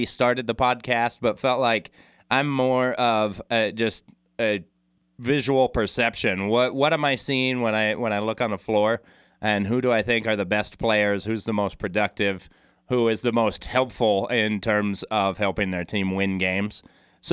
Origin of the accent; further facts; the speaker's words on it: Logan, Utah, United States; growing up in Logan